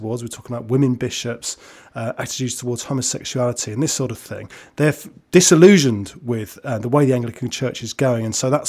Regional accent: London, United Kingdom; although I grew up in London, my dad is a Yorkshireman, so I am half northern.

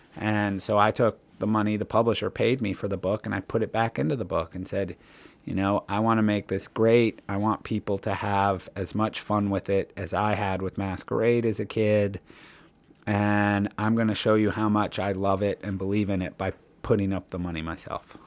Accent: Cleveland, Ohio, United States; I grew up in Cleveland, Ohio, in sort of the middle of America.

